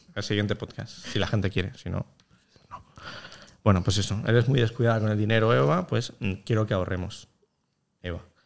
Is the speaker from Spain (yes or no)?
yes; Catalonia, Spain; los catalanes, que somos gente muy aburrida